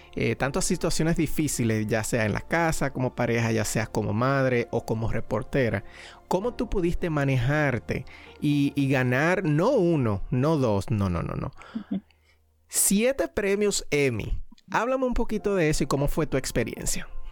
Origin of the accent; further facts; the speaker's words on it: Dominican Republic; soy dominicano